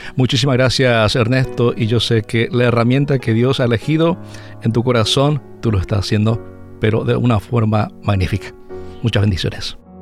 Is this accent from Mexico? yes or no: no; Concepción, Paraguay; now in Winnipeg, Canada; soy de Paraguay, específicamente del departamento de Concepción, que es el primer departamento de Paraguay y de ahí provengo, se llama una localidad Puerto Foncier, llama la localidad de donde yo nací